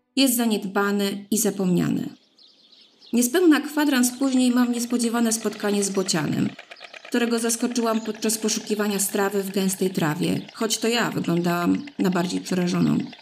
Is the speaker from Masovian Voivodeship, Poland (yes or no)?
yes; Mińsk Mazowiecki, Masovian Voivodeship, Poland; mojego rodzinnego miasta, Mińska Mazowieckiego, oddalonego 30 km od Warszawy